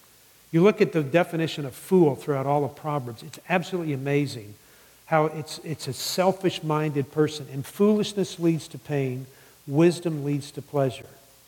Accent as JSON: {"language": "English", "region": "the South", "country": "United States", "tie": "born or raised there", "said": "It's interesting to me, and I grew up in the South. I mean, I was always told never to hang out with Catholics."}